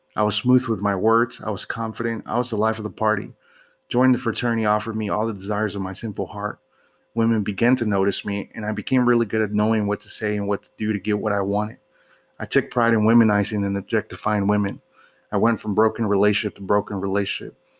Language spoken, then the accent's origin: English; Houston, Texas, United States; my hometown of Houston